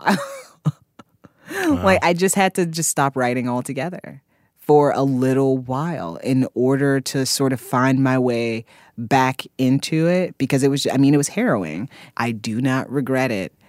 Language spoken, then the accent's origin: English; Fort Wayne, Indiana, United States; now in Brooklyn, United States; I grew up in Indiana and I grew up I drove past cornfields every day